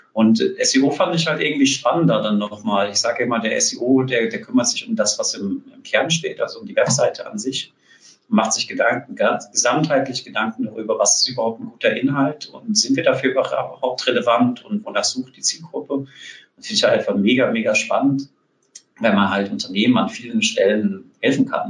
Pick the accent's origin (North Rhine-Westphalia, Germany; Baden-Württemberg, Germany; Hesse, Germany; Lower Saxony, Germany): Hesse, Germany; South; moved away as an adult; now in Berlin, Germany; Ich bin auch in Südhessen groß geworden, dort ganz, ganz lange gelebt.